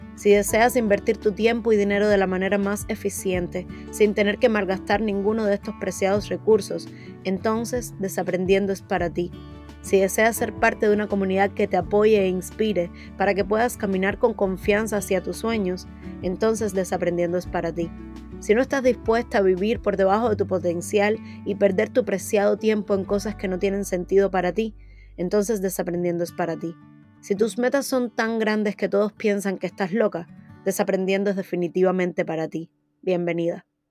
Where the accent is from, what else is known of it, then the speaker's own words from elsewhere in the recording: Cuba; moved away as an adult; now in United States; Nací en Cuba, un país con un régimen totalitario donde el miedo a hablar o pensar en libertad es un miedo cotidiano